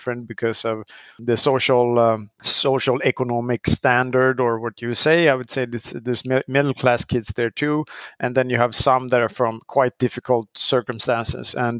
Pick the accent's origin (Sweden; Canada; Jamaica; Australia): Sweden; moved away as an adult; also born or lived in Chicago; growing up in Sweden